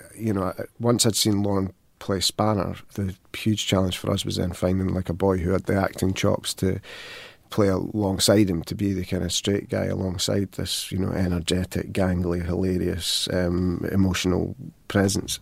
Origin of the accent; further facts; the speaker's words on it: Falkirk, Scotland, United Kingdom; I come from Falkirk